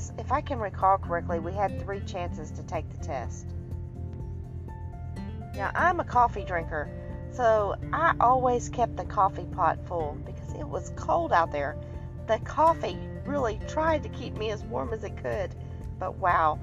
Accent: Texas, United States; me growing up in Texas

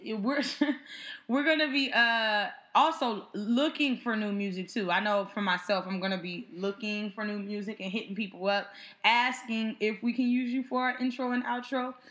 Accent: Inglewood, California, United States; now in New York City, United States; we are from Inglewood, California

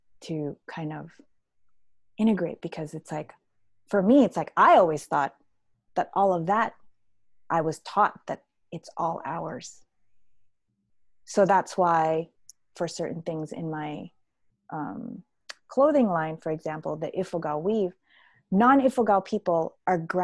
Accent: Manila, Metro Manila, Philippines; now in Canada; I'm from Manila

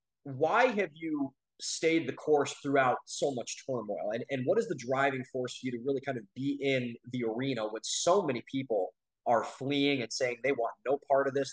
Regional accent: Ohio, United States; we come from Ohio, we come from the Midwest

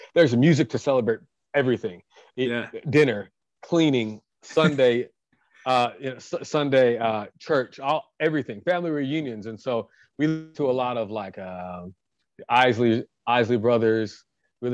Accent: Dallas, Texas, United States; now in Russellville, Arkansas, United States; I was born in Dallas, Texas, on September 10th, 1985

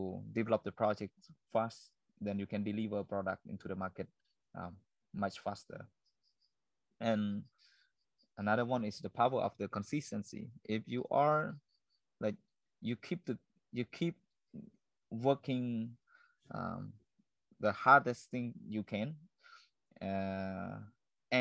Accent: Cambodia; this is my hometown

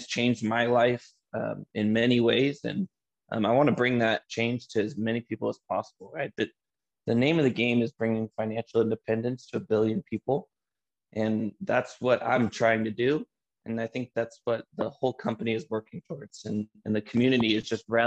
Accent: Antioch, California, United States; I grew up in a little city called Antioch, California. It's in the East San Francisco Bay Area

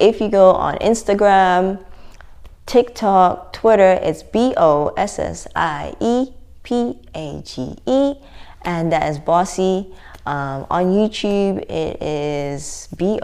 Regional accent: South Africa; now in London, United Kingdom; I'm South African

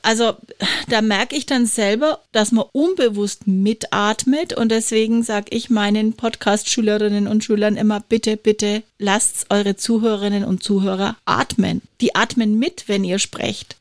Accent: Franconia, Bavaria, Germany; ich komme aus Franken

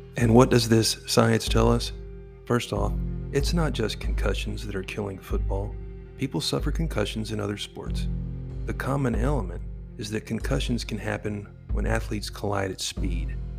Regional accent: Texas, United States; my home state of Texas

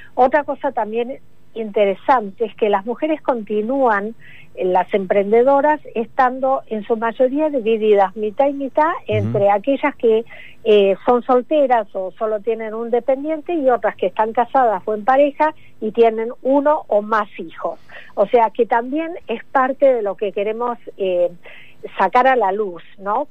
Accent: Argentina; now in United States; como argentina que soy, aunque vivo hace mucho en Estados Unidos

